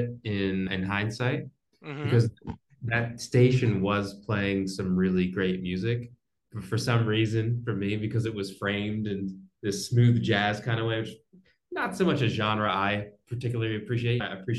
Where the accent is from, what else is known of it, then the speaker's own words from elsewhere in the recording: New Jersey, United States; I grew up in New Jersey and close to Philadelphia.